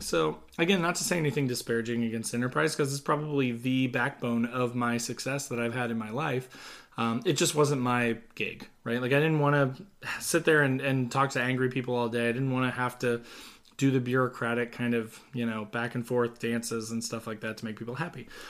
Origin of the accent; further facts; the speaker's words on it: Southern Indiana, United States; I grew up in Southern Indiana.